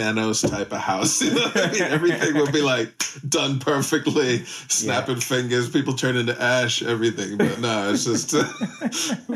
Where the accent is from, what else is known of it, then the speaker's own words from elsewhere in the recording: United States; moved away; As an American, we're born with a shrink